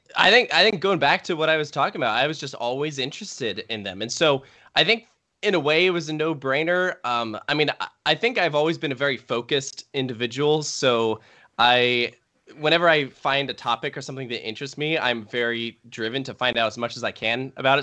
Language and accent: English; Richmond, Virginia, United States; I grew up in Richmond